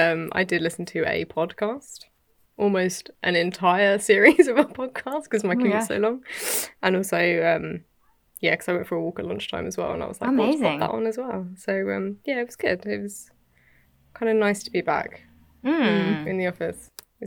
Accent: United Kingdom; I'm British.

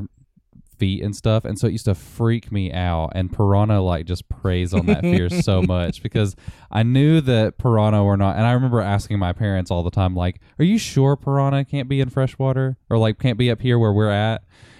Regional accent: Tennessee, United States; I grew up here in Tennessee

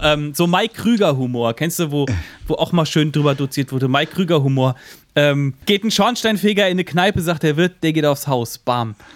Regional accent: Central Hesse, Germany; ich komme äh, aus Mittelhessen

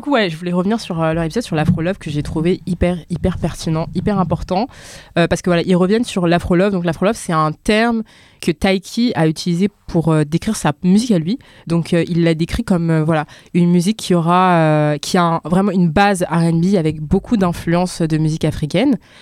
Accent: France; je suis française, je suis née ici, j'ai grandi ici

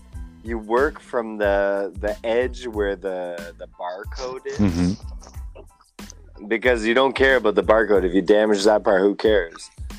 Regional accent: England, United Kingdom; And I'm an English guy who works in a French building.

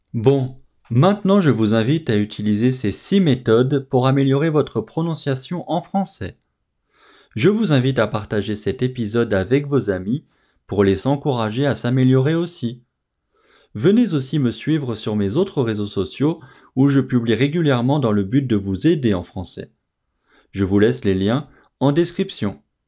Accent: France; je suis français

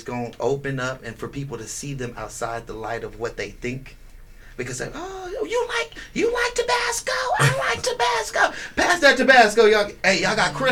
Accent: the Bay Area, California, United States; now in Las Vegas, United States; I'm from the Bay Area

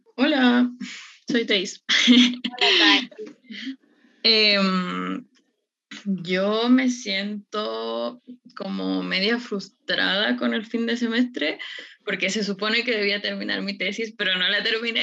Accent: Ecuador; moved away as an adult; yo soy de Ecuador, entonces por la pandemia tuve que volver a, a mi casa

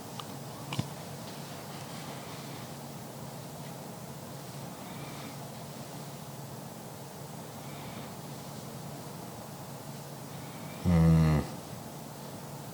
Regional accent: Stockton, California, United States; Growing up in Stockton

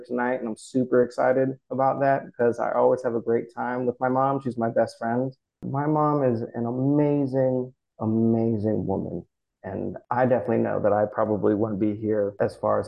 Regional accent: California, United States; moved away as an adult; also born or lived in New York / San Francisco; I'm from Cali, and every time I came back to California, I knew I was going to end up here

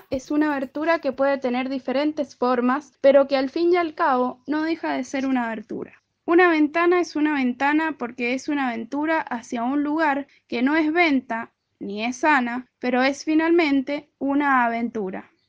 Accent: San Martín, Mendoza, Argentina; soy de San Martín Mendoza.

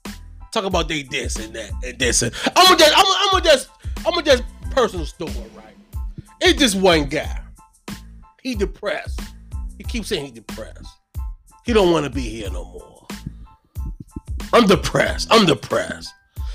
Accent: London, United Kingdom; Where I'm from. I'm from London.

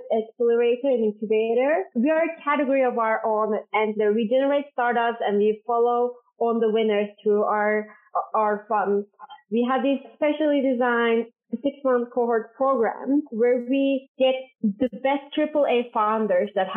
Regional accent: Istanbul, Turkey; moved away as an adult; also born or lived in United States / Norway; So I was born and raised in Istanbul in Turkey

